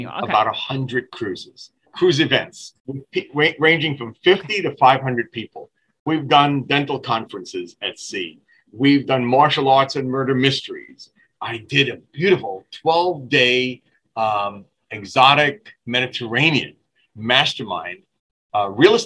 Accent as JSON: {"language": "English", "town": "New York City", "region": "New York", "country": "United States", "said": "I'm the guy from Brooklyn, New York, that was involved with Vince McMahon's World Wrestling Federation for 4 years back in the late 70s"}